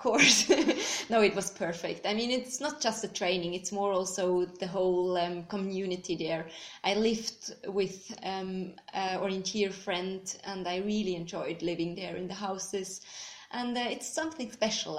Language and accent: English; Bern, Switzerland; I'm from Switzerland, um, exactly from Bern. Um, I've grown up there